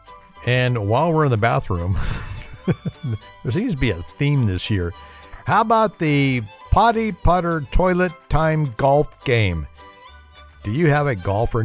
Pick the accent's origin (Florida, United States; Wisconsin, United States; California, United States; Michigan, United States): California, United States; I'm from California